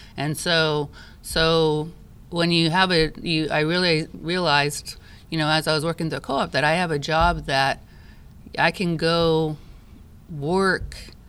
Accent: Japan; I grew up in Japan, and so when you grow up overseas, you realize that it's really is a world community.

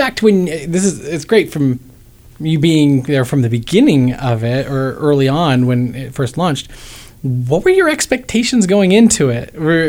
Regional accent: Ohio, United States; I'm from Ohio, so I'm familiar. It's Midwestern-ish.

